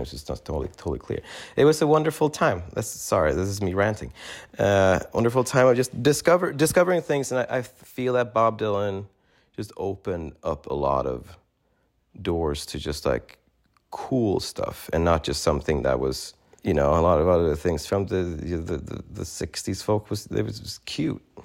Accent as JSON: {"language": "English", "country": "Sweden", "tie": "born or raised there", "also_born_or_lived": "New York", "moved": "as an adult", "said": "growing up in Sweden"}